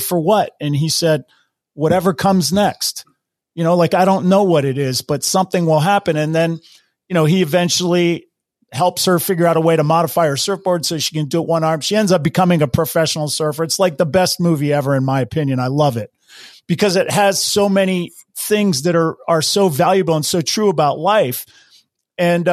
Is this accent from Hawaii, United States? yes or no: yes; Hawaii, United States; I grew up in Hawaii and I grew up surfing